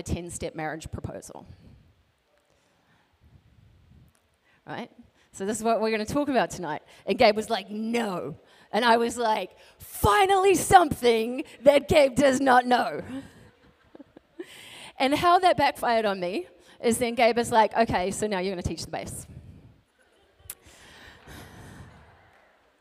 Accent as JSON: {"language": "English", "country": "New Zealand", "tie": "born or raised there", "moved": "yes", "lives_now": "Alaska, United States", "said": "So I grew up in New Zealand, but I live in Alaska."}